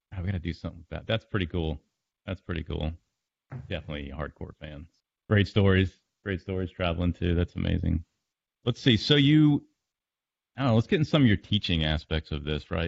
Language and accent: English; Fort Lauderdale, Florida, United States; moved away; I'm from Fort Lauderdale, so I love the beach life.